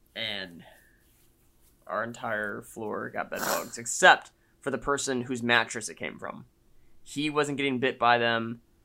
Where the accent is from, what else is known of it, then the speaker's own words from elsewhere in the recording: Austin, Texas, United States; I'm back in my hometown where I went to high school